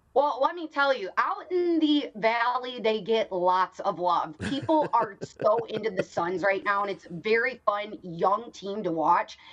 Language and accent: English; Chicago, Illinois, United States; now in Phoenix, United States; I'm from Chicago